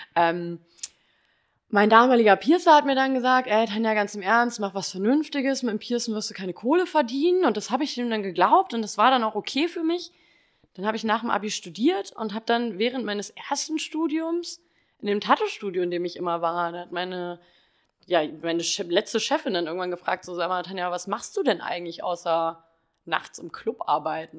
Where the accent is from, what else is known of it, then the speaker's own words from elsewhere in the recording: Kassel, Hesse, Germany; moved away as an adult; komme aus dem wunderschönen Kassel und bin im Mai 2019 aufgrund äh, des Naked Steels hergezogen